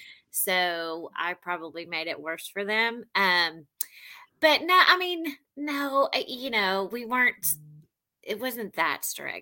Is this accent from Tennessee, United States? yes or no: yes; Memphis, Tennessee, United States; also born or lived in St. Louis / El Paso / Jonesboro / Fort Smith; I was born in St. Louis. We moved around a lot. My dad was in the military. We ended up in El Paso, Texas, and then Jonesboro, Arkansas. And then I grew up in Memphis.